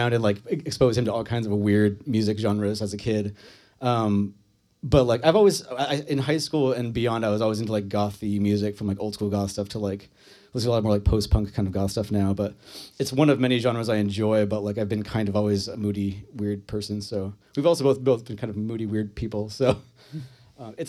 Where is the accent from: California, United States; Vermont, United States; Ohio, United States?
Vermont, United States; Fairfield; we grew up in Franklin County, good old Fairfield in the woods.